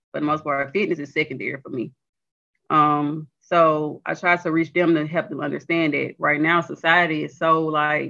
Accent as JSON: {"language": "English", "area": "near Mobile", "region": "Alabama", "country": "United States", "moved": "as an adult", "lives_now": "Montgomery, United States", "said": "I'm really from Lochley, Alabama, outside of Mobile."}